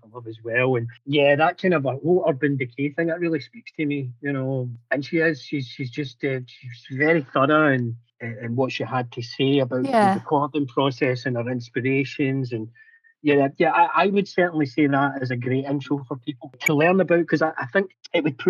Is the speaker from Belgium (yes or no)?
no; Scotland, United Kingdom; being Scottish